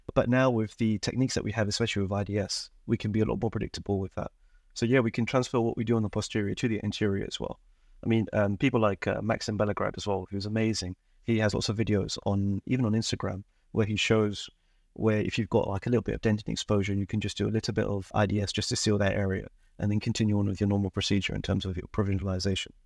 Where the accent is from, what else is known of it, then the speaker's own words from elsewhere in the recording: London, United Kingdom; also born or lived in Dundee, Scotland; I was born and raised in London